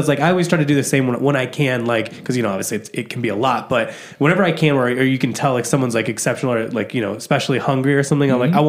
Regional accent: Midwest, United States; I'm from the Midwest.

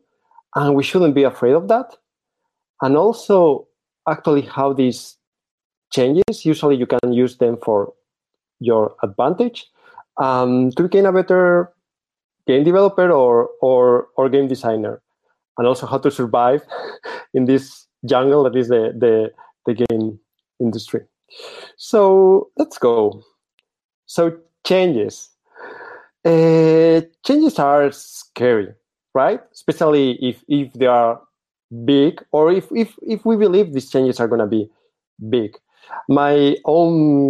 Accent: Spain; English is a second language; also born or lived in Barcelona; I'm from Spain, currently living in Barcelona.

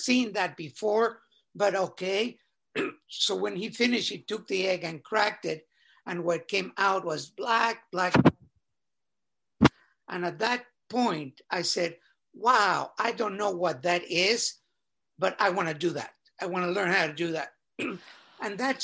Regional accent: Mexico City, Mexico; I was born in Mexico City, and was fortunate to have been born in a very well-to-do family

